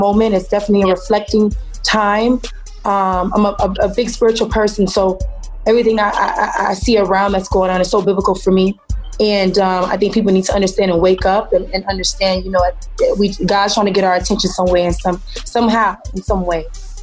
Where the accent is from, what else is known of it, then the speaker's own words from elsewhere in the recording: Miami, Florida, United States; I'm from Miami